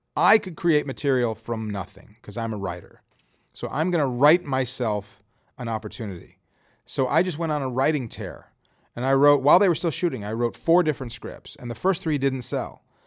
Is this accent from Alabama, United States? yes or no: no; Chicago, Illinois, United States; I'm from Chicago